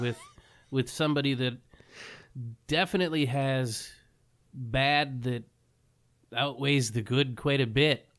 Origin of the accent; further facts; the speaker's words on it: United States; being American